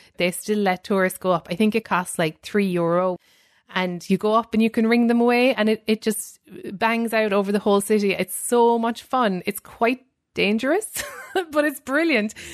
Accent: Ireland; moved away as an adult; now in New York, United States; growing up in Ireland, how it formed me

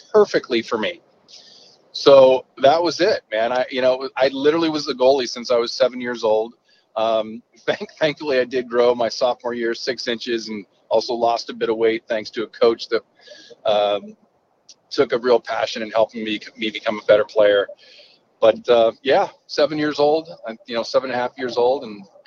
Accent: San Diego, California, United States; moved away; growing up in San Diego

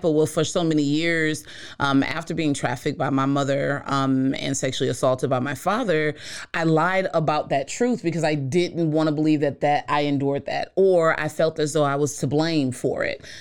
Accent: East Coast, United States; I'm from the East Coast

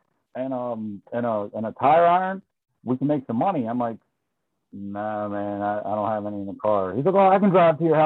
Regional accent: Baltimore, Maryland, United States

